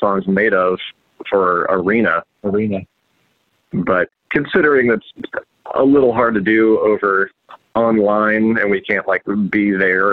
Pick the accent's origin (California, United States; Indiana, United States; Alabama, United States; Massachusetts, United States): Indiana, United States; Indianapolis; we're from Indianapolis